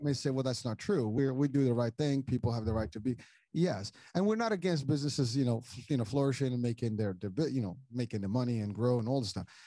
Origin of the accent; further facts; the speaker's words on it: Morocco; moved away; I'm originally from Morocco